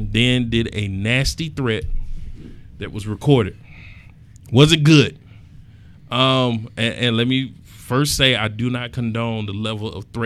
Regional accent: Atlanta, Georgia, United States; I'm from Atlanta

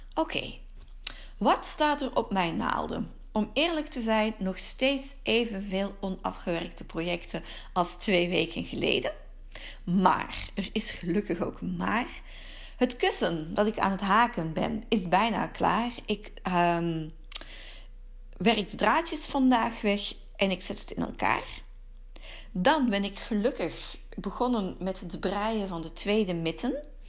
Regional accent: Antwerp, Flanders, Belgium; Park den Brand in Wilrijk bij Antwerpen. Waarom? Het is mijn geboortegrond. Eh, Park de Brand is het park van mijn jeugd.

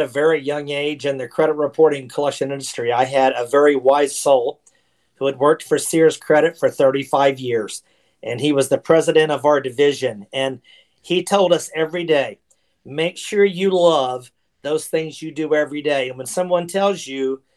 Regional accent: Oklahoma City, Oklahoma, United States; moved away as an adult; also born or lived in Dallas, Texas; I was born and raised in Oklahoma City, Oklahoma, and lived there for 22 years

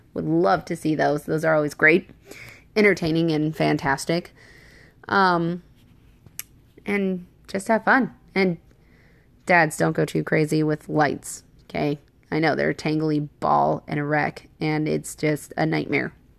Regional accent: Washington, United States; moved away; I'm from Washington State

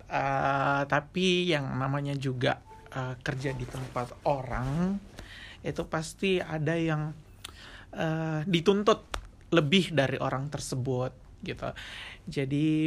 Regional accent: Makassar, South Sulawesi, Indonesia; di um, Makassar itu kita berdua dari Makassar by the way you actually can you know guess it

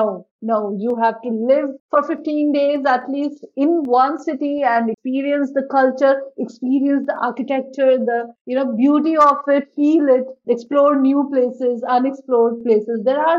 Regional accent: Jaipur, Rajasthan, India; also born or lived in Maharashtra; now in Pune, India; I am from Rajasthan and I live right now, I'm living in Maharashtra. So I am from Jaipur, which is capital of Rajasthan.

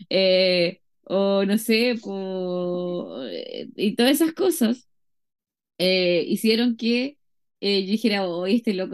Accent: Chile; si soy chilena

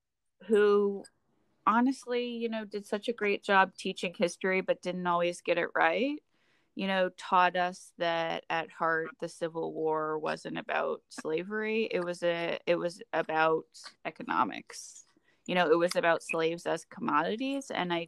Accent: the South, United States; when you are proud of being a Southerner, it's easier to change the narrative to something that feels more comfortable than to accept that I come from a place and a people and a tradition who got

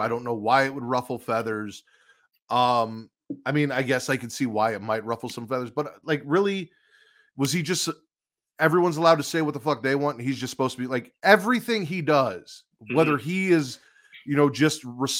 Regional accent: Chicago, Illinois, United States; also born or lived in Hoffman Estates, Illinois; We are from Chicago, Vince and I here, the Chicagoland area. You know, if you want to consider Hoffman Estate Chicago like WWE does, then I count. I did live in Chicago for quite a while, like in the city, so it counts.

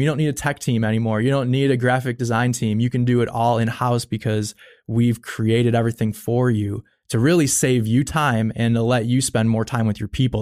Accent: Buffalo, New York, United States; I grew up in Buffalo, New York

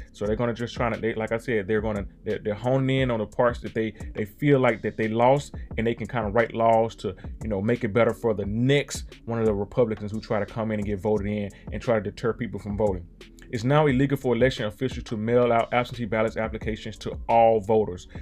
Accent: Mississippi, United States; I was born and raised in Mississippi

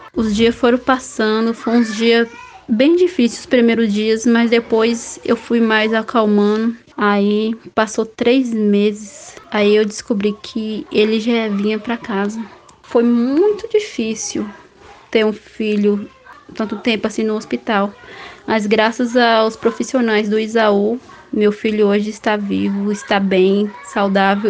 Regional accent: Belo Campo, Bahia, Brazil; sou de Belo Campo.

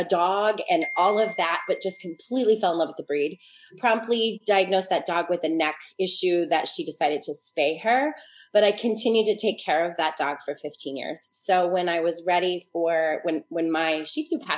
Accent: Boulder, Colorado, United States; I grew up in Boulder, Colorado in the 70s.

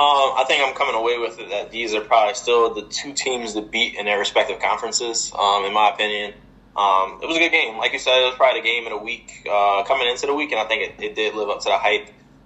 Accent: Philadelphia, Pennsylvania, United States; I'm from Philly

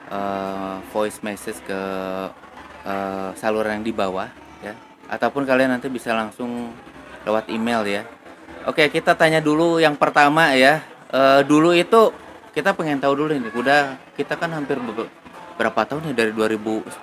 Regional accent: Tasikmalaya, West Java, Indonesia; untuk mudik saya pun masih sama dalam keadaan ya kampung halaman saya adalah di Tasik gitu ya.

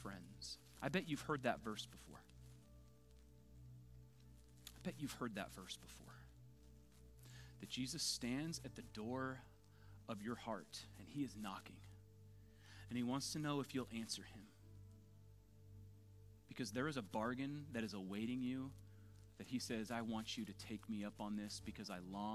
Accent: Southern California, United States; born and raised in Southern California

